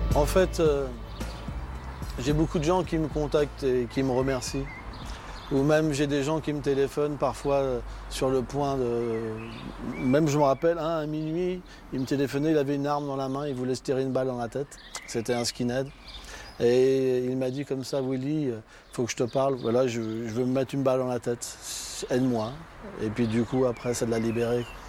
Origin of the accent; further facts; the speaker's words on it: Bagnolet, Île-de-France, France; also born or lived in Levallois-Perret; Je suis né à Levallois-Perret et mes parents, après, ils ont euh, déménagé et ils ont été sur Bagnolet